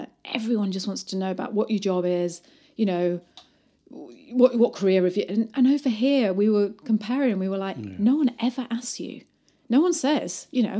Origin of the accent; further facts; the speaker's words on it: Bath, South West England, United Kingdom; moved away as an adult; now in New Zealand; I came from England in Bath, and I was used to like women being like my age.